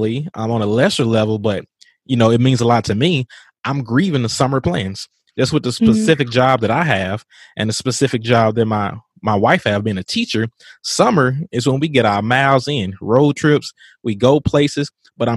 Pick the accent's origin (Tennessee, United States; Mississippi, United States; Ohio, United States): Mississippi, United States; from my home state